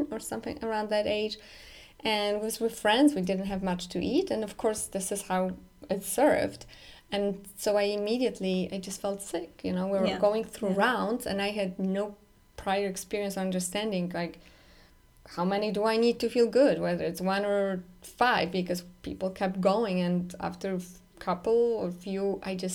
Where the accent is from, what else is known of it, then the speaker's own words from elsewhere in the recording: Poland; moved away; I'm growing up in Poland specifically, that's where I grew up